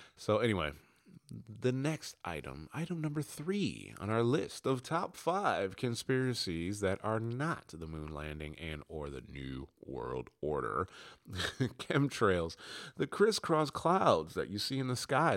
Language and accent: English; United States; now in England, United Kingdom; I'm American. Yes, it's a U K extension, but I live in England